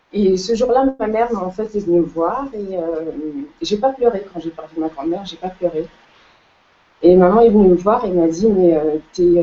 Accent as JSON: {"language": "French", "country": "Cape Verde", "said": "je suis originaire des îles du Cap-Vert"}